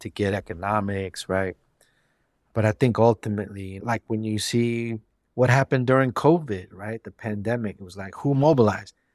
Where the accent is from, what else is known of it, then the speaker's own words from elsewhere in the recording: San Francisco, California, United States; also born or lived in Bernal Heights, San Francisco / Bayview, San Francisco; being born and raised in the Mission District